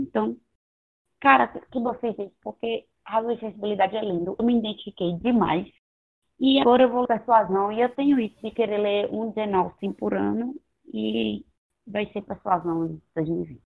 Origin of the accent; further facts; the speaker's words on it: Northeast Region, Brazil; eu sou nordestina